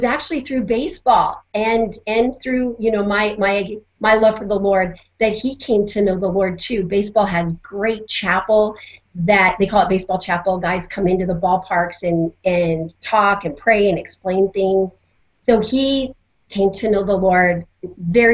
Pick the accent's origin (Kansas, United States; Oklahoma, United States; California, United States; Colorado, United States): Colorado, United States; I grew up in Colorado